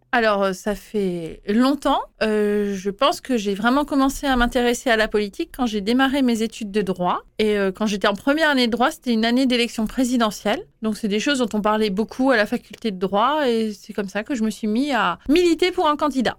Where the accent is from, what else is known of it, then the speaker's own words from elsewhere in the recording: Schiltigheim, Grand Est, France; Je suis née à Schiltigheim